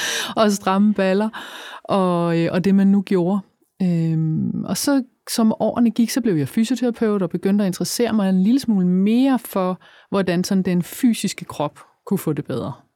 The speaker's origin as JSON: {"language": "Danish", "area": "Funen", "region": "Southern Denmark", "country": "Denmark", "said": "jeg er fra Fyn"}